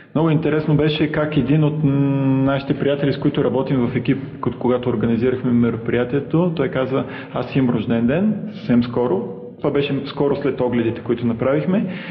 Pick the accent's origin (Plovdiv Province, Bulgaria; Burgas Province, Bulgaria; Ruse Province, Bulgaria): Plovdiv Province, Bulgaria; Plovdiv; родом съм от Пловдив